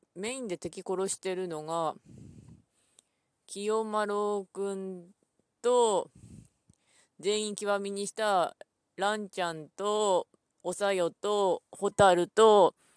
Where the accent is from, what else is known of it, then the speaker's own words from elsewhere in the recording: Ishikawa, Japan; 私は石川県出身ですが